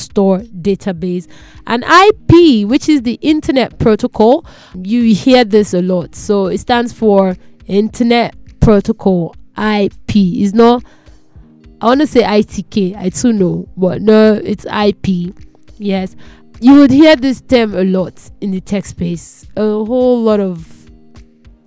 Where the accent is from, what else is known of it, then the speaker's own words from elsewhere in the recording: Nigeria; I'm a Nigerian